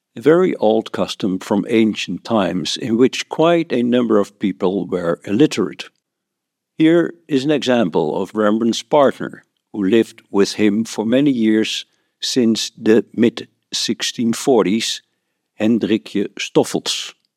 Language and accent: English; Netherlands; I'm from the Netherlands.